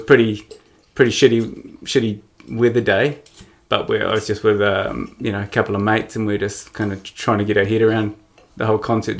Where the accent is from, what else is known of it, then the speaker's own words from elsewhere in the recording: Auckland, New Zealand; so originally I grew up on the North Shore in Auckland.